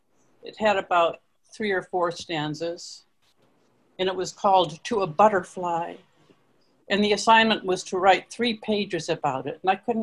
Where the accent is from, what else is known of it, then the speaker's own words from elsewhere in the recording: Ithaca, New York, United States; born there; probably because I was born in Ithaca.